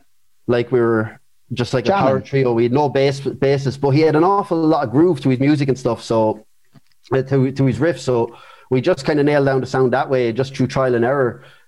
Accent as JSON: {"language": "English", "area": "Carlow", "region": "Leinster", "country": "Ireland", "moved": "yes", "lives_now": "Bray, Ireland", "said": "I'm a Carlow man living in Wicklow as well"}